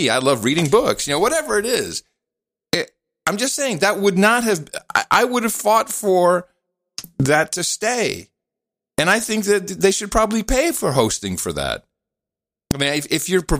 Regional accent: Amsterdam, North Holland, Netherlands; moved away; I grew up in Amsterdam

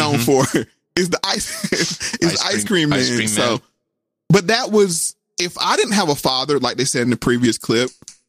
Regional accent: Durham, North Carolina, United States; also born or lived in Spindale, North Carolina; I was born in Spindale, North Carolina, then I moved to Durham when I was like 9 years old, but I would always go back to Spindale every summer

